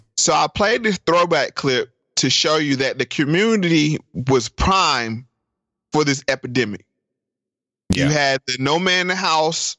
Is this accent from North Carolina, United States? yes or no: yes; North Carolina, United States; I'm from North Carolina. And my grandma lived in rural North Carolina.